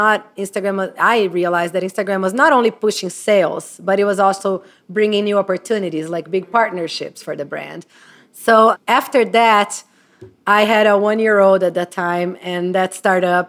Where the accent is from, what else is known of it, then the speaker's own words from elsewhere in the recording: Brazil; moved away as an adult; I'm from Brazil. I moved here in 2000, right out of college.